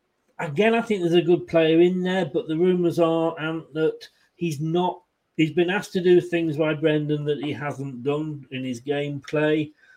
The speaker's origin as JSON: {"language": "English", "town": "Leicester", "region": "East Midlands", "country": "United Kingdom", "tie": "born there", "also_born_or_lived": "Blackpool", "said": "I was born in Leicester. I went to Blackpool, and it took me a while to get settled in, to make new friends and feel at home."}